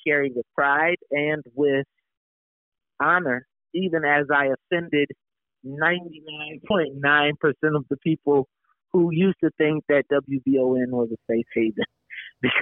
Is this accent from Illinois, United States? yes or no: yes; Chicago, Illinois, United States; I'm from Chicago